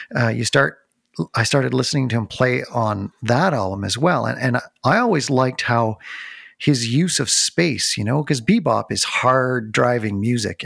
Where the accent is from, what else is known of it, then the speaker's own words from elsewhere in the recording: North Bay, Ontario, Canada; I grew up in North Bay, Ontario, so there weren't a lot of live concerts to go